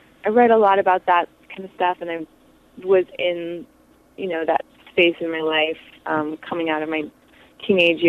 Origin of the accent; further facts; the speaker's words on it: New York City, New York, United States; we're from the Village in New York City, which when I was growing up was a big era of lots and lots of music